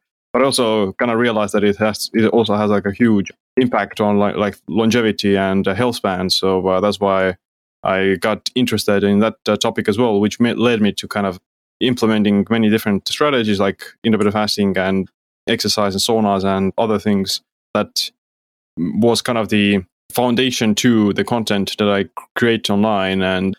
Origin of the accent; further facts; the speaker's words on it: Estonia; Yeah, well, like I said, I'm from Estonia